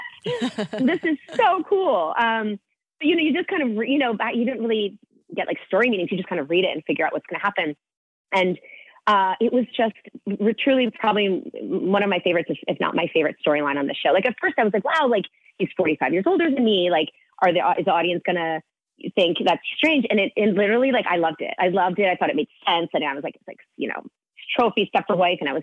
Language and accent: English; Pound Ridge, New York, United States; I grew up in Westchester, New York, in Pound Ridge, Bedford area, about an hour north of Manhattan.